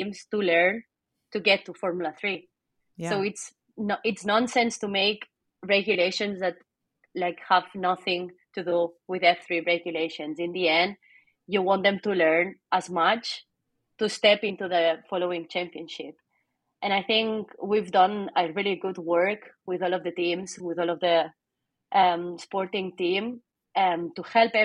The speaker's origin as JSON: {"language": "English", "town": "Barcelona", "region": "Catalonia", "country": "Spain", "tie": "born or raised there", "also_born_or_lived": "Chicago", "second_language": "English", "moved": "yes", "said": "I'm from Barcelona."}